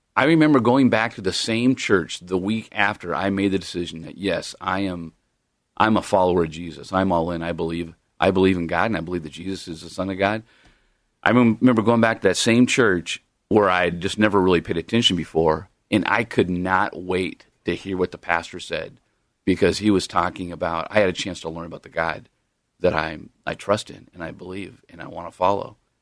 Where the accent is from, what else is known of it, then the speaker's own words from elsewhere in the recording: Long Beach, California, United States; moved away; Long Beach, California